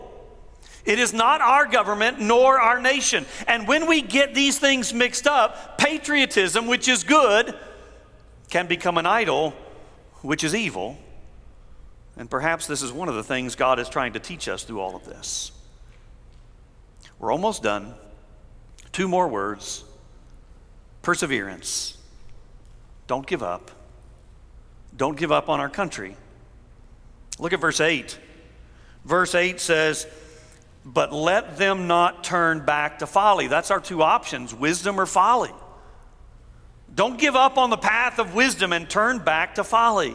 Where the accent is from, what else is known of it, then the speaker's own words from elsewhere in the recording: United States; I was born in America. I am grateful to be an American citizen.